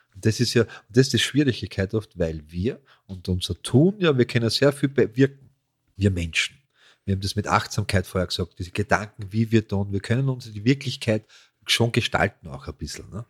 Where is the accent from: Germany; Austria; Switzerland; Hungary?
Austria; wir als Österreicher